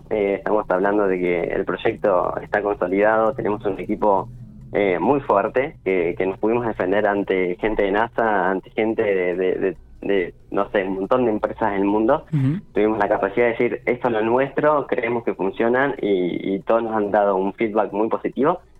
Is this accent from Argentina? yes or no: yes; Santa Rosa, La Pampa, Argentina; also born or lived in Santiago del Estero; yo en realidad nací en Santiago del Estero eh, y después, bueno, al día ya estaba viviendo en Santa Rosa y obviamente, bueno, me crié, nada, estuve toda mi vida acá en Santa Rosa